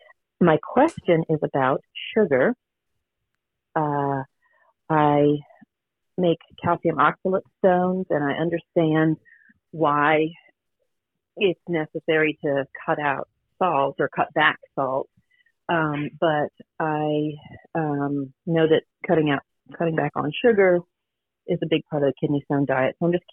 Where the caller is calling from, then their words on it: Richmond, Virginia, United States; I'm calling from Richmond, Virginia.